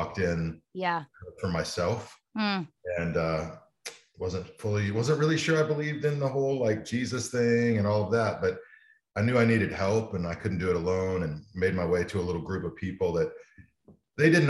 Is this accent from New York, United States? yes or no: no; Amarillo, Texas, United States; also born or lived in Dallas / Illinois; I grew up in Amarillo, Texas